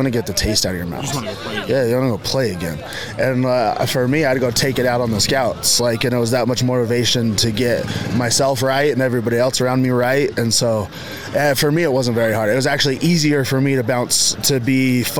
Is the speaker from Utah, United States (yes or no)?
yes; Utah, United States; I knew me growing up in Carbon County